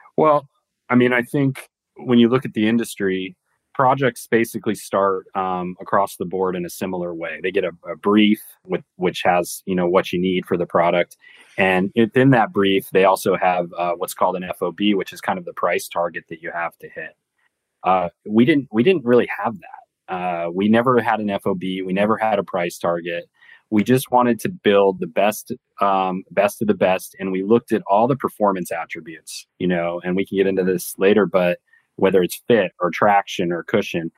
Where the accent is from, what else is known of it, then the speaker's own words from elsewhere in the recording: San Diego, California, United States; moved away as an adult; I grew up in San Diego.